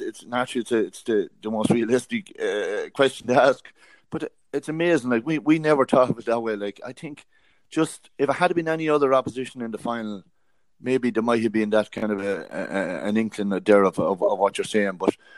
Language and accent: English; County Kildare, Ireland; also born or lived in Cork; I grew up with him in Kildare and playing football with him in Kildare since I was 16.